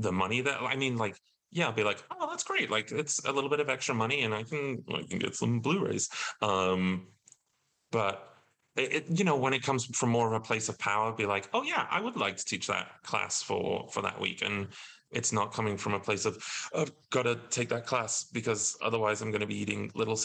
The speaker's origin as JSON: {"language": "English", "area": "Alton Towers area", "region": "West Midlands", "country": "United Kingdom", "tie": "born or raised there", "also_born_or_lived": "London", "moved": "as an adult", "said": "I went to Alton Towers in my hometown"}